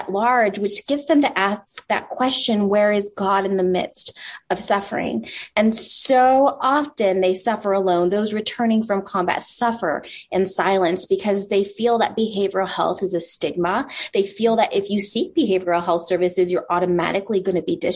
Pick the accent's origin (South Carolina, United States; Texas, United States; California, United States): Texas, United States; El Paso; I want the stable life to raise my son with my husband in my hometown of El Paso